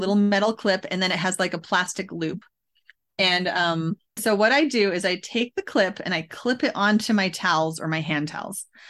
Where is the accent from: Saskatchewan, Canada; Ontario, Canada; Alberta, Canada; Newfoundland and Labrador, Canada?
Alberta, Canada; Edmonton; moved away as an adult; now in United States; where I grew up in Alberta and to take my kids to West Edmonton Mall